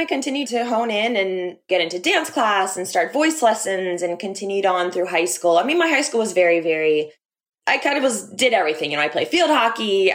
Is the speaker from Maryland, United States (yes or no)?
yes; Bel Air, Maryland, United States; moved away as an adult; also born or lived in New York City, United States; now in Los Angeles, United States; Yeah, so I grew up in a town called Bel Air, not California. We bougie, but not that bougie. Bel Air, Maryland